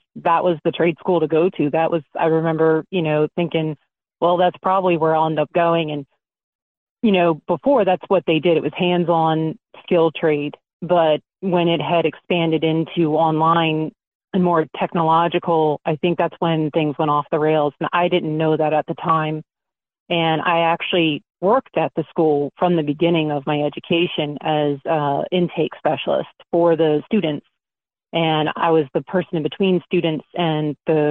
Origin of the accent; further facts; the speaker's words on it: Baltimore, Maryland, United States; I'm originally from South Baltimore